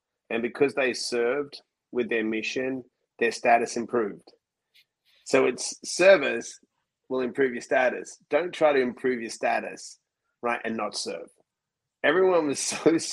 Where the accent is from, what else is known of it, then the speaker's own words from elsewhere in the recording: Australia; I was born in Australia